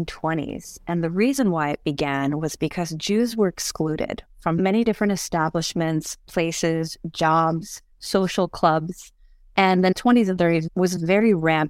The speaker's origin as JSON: {"language": "English", "town": "Monticello", "region": "New York", "country": "United States", "tie": "born or raised there", "also_born_or_lived": "Brooklyn, New York", "said": "I grew up in the Borscht Belt. I was born in Brooklyn, but my parents moved up to what is known as the Borscht Belt in Monticello in 1985 and have been there ever since."}